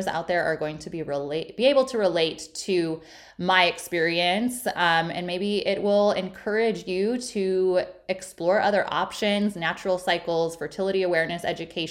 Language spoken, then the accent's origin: English; Illinois, United States; moved away as an adult; also born or lived in Milwaukee / San Diego / South Carolina; I'm originally from Illinois.